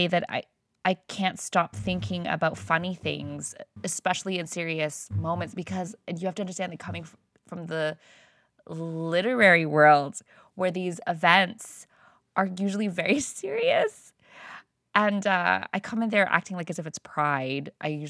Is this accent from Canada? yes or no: no; Philippines; all the things that as like a Filipino, you need to know how to, because of all the cousins, how to fit everybody in that frame, right?